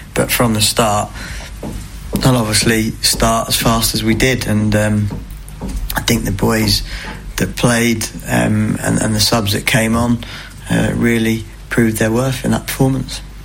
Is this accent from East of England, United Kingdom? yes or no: yes; Cambridge, East of England, United Kingdom; also born or lived in Newmarket; I was brought up in Cambridge and Newmarket